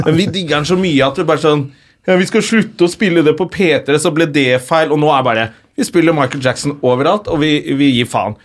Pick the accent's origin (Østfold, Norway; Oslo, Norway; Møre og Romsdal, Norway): Oslo, Norway; accent: Oslo west end (vestkant); Jeg er fra Røa. Nå snakker jeg mye mer Oslo